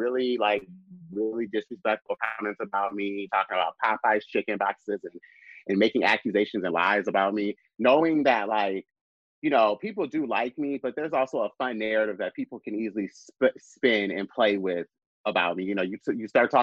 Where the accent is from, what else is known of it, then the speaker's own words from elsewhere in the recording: Lansing, Michigan, United States; moved away; also born or lived in Chicago; my hometown, Lansing, Michigan